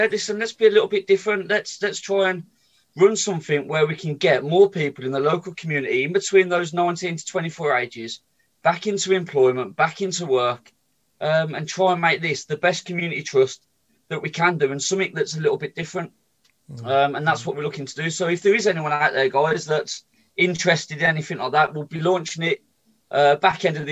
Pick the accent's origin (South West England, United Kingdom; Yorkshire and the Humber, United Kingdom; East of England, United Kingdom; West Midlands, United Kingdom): West Midlands, United Kingdom; Birmingham; I was brought up in Sheldon.